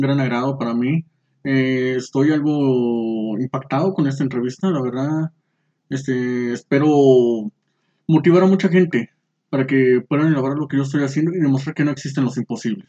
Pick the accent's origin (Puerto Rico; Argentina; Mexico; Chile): Mexico; Saltillo, Coahuila; yo soy originario aquí de Saltillo, Coahuila. Eh, nací un 25 de febrero de 1993